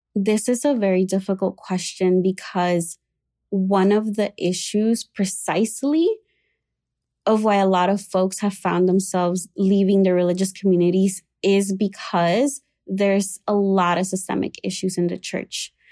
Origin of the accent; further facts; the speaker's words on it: Puerto Rico; moved away as an adult; now in Chicago, United States; I was raised in Puerto Rico in an evangelical slash Pentecostal uh, church.